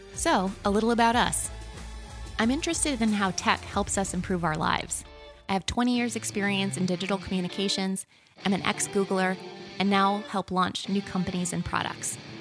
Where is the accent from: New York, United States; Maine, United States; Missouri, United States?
Maine, United States; I'm like, "Maine."